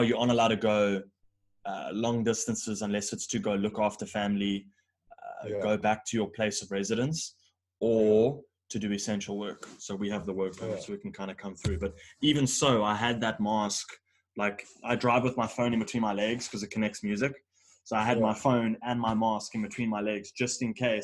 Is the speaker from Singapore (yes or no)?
no; South Africa; As a South African